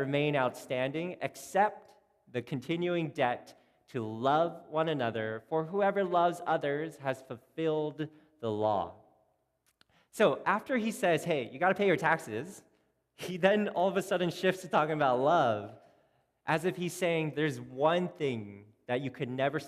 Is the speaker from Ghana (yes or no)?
no; Canada; we're Canadian